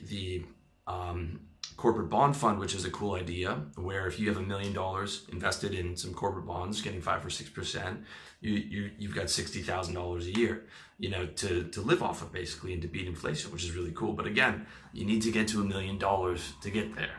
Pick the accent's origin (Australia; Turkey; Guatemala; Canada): Canada; now in Thailand; I am from Canada